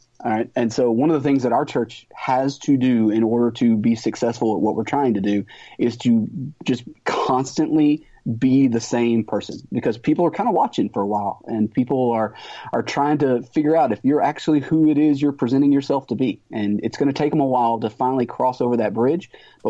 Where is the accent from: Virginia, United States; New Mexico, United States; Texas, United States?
Texas, United States; I'm a Texan.